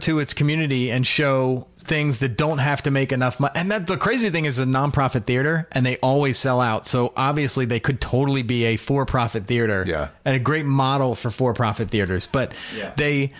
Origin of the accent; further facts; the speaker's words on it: East Coast, United States; now in Portland, United States; someone who's an East Coast person who ran away from it